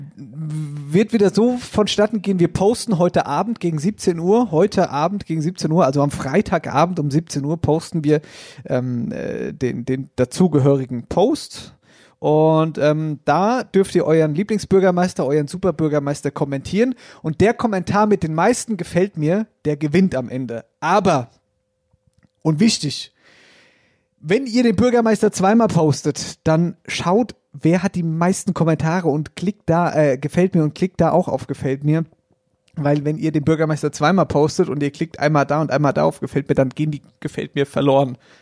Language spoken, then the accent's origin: German; Oppershofen, Hesse, Germany; Dahinter war noch Obershofen, da wo ich herkomme